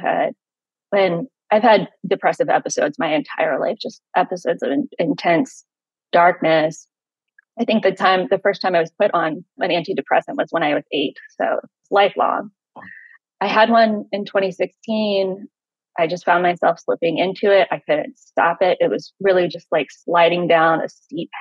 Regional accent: Richmond, Virginia, United States; I grew up in Richmond, Virginia

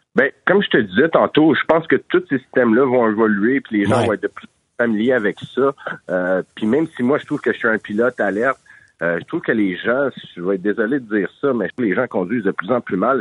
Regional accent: Montreal, Quebec, Canada; je suis de Montréal métropolitain

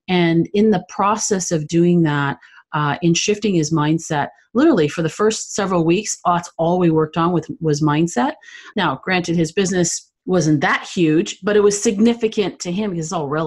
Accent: Canada; I'm originally from Canada.

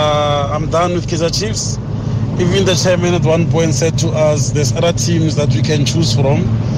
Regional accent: Pretoria, Gauteng, South Africa; I'm from Pretoria.

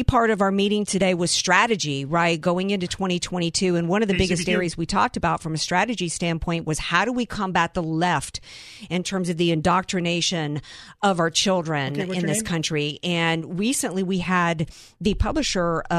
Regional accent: Louisiana, United States; accent: southern; now in San Diego, United States; I'm from Louisiana

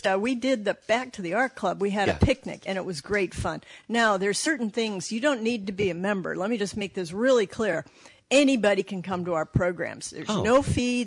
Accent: Los Angeles, California, United States; moved away as an adult; also born or lived in San Francisco; now in Saugatuck, United States; I was born and raised in Los Angeles

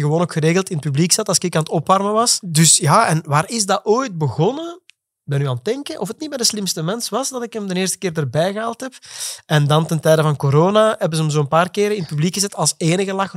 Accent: Flemish Brabant, Flanders, Belgium; accent: Flemish; Flemish-Brabant; door mijn Vlaams accent.

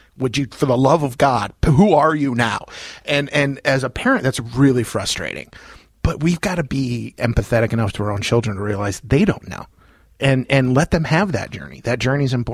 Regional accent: Loves Park, Illinois, United States; also born or lived in Roscoe / Beloit / Rockford; I was born in Loves Park, lived in Roscoe, lived in Beloit, lived in Rockford. I live in Roscoe now, so all over the place.

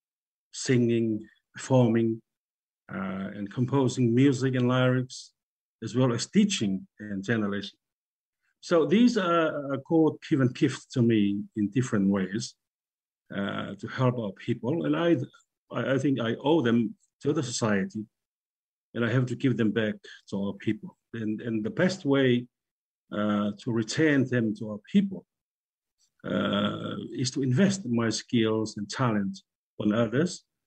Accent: Kolovai / Kolomotu'a, Tongatapu, Tonga; I come from Koloua, Kolomatua, in Tongatapu, the main island of Tonga

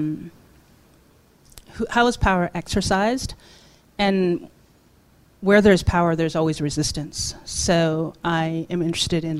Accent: Toronto, Ontario, Canada; also born or lived in South Korea; I'm a working class Korean immigrant. And, growing up in Toronto

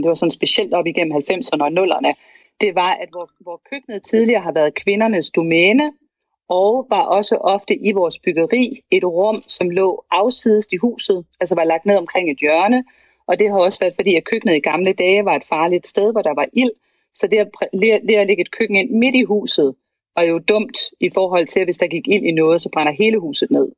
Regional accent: Vejle, Southern Denmark, Denmark; jeg kommer fra Vejle

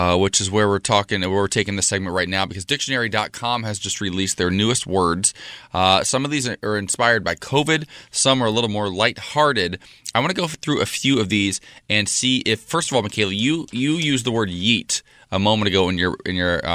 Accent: United States; That's where I come from

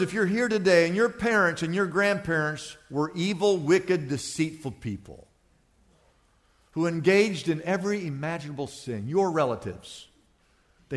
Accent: Wichita, Kansas, United States; also born or lived in Oklahoma; now in Los Angeles, United States; I was born in Oklahoma, but I grew up in Wichita, Kansas.

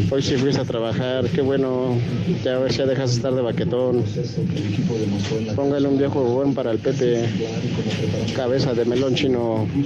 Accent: San Luis Potosí, Mexico; Hola, trío de viejos malditos. … de San Potosí.

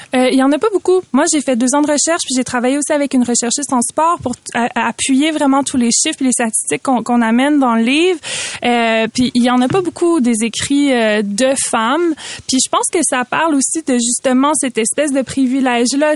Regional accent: Quebec, Canada; en tant que québécoise qui porte le nom de ses deux parents

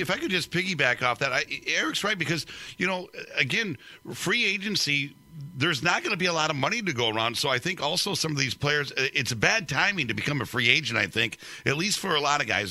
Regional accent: Denver, Colorado, United States; I grew up in Denver, so I actually grew up a Broncos fan.

